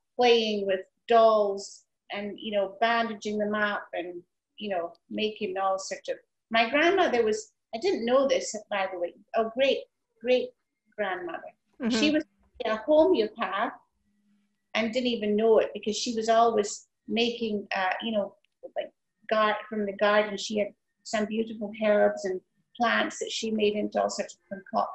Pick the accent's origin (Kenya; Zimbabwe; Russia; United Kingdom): United Kingdom; Highlands of Scotland; I was brought up in the Highlands of Scotland, way up in the hills, the moors, as we call it, and overlooking Loch Ness